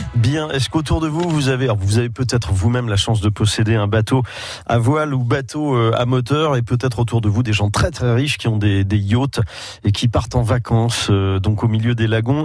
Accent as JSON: {"language": "French", "area": "Gironde", "region": "Nouvelle-Aquitaine", "country": "France", "said": "chez nous en Gironde"}